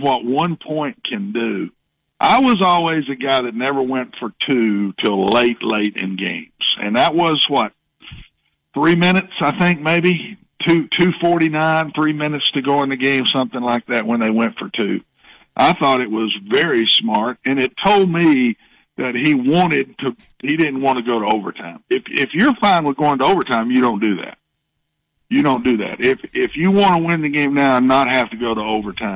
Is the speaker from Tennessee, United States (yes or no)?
yes; Cookeville, Tennessee, United States; when I finished up in my hometown at Tennessee Tech